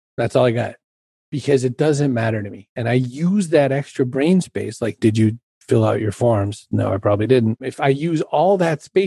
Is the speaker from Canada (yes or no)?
no; Ireland; I'm Irish